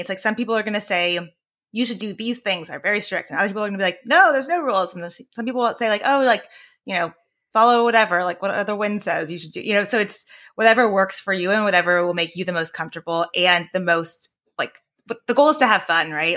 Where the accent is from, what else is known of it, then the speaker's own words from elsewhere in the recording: Northern California, United States; also born or lived in Washington D.C. / Maryland; I'm from California, uh, Northern California